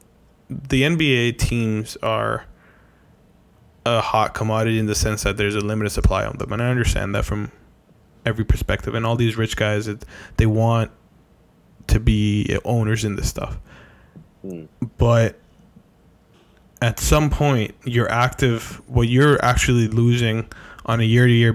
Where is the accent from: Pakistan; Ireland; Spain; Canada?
Canada; we're Canadian